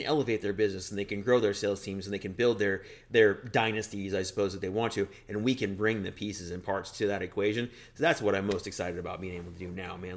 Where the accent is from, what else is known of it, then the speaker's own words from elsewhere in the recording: Denver, Colorado, United States; moved away as an adult; also born or lived in Washington, D.C.; now in Wisconsin, United States; the home is Denver for me, always has been